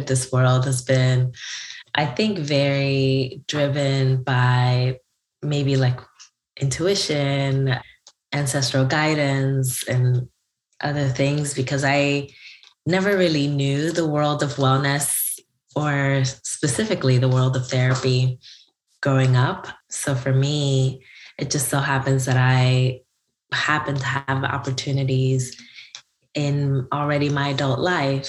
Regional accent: Newark, New Jersey, United States; my hometown of Newark, New Jersey

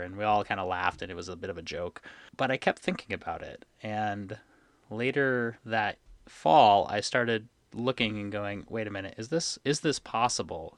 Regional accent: Connecticut, United States; moved away as an adult; also born or lived in upstate New York; I grew up in Connecticut on Long Island Sound

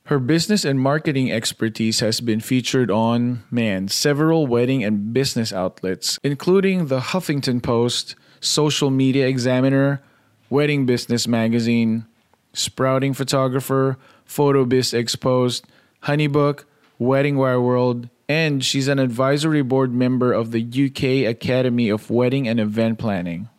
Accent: Philippines; I grew up in the Philippines

